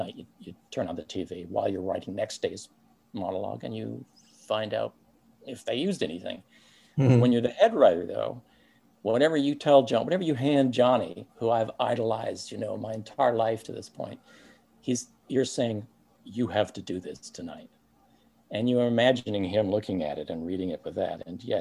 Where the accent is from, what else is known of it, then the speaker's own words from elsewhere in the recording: Canada; moved away; we're both Canadian. And Daryl and I both went home to our families in Canada